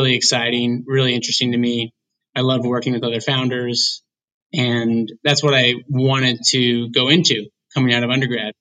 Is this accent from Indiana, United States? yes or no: yes; Indiana, United States; I am from Indiana.